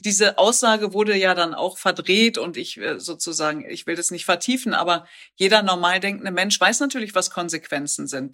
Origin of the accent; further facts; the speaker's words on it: the Ruhr area, North Rhine-Westphalia, Germany; ich komme aus dem Pott